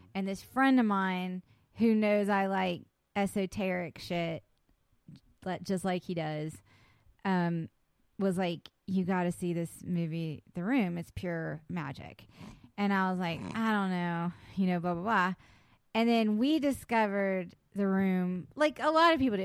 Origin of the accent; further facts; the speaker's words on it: West Virginia, United States; I was born in West Virginia.